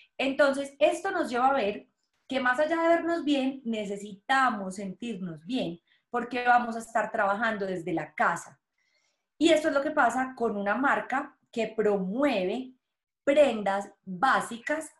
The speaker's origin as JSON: {"language": "Spanish", "country": "Colombia", "moved": "yes", "said": "yo soy de Colombia"}